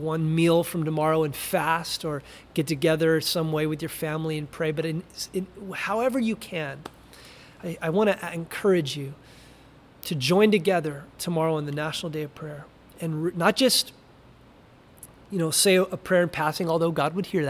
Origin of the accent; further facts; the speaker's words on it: United States; we're American